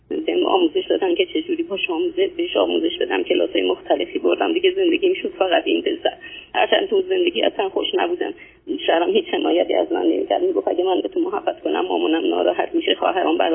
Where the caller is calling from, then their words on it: Iran; نه از ایران هستم